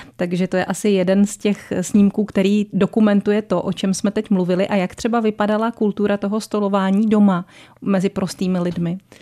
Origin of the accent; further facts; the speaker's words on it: Strakonice area, South Bohemian Region, Czechia; na Strakonicku, odkud pocházím já